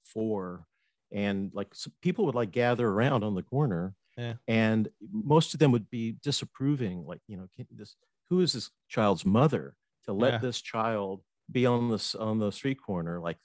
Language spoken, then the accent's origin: English; Fort Myers, Florida, United States; also born or lived in North Miami, Florida / Atlanta / Buffalo, New York; now in West Palm Beach, United States; I was born in Fort Myers, Florida, and grew up there until I was about 12, and then moved to North Miami, Florida, this coast, East Coast, and went to high school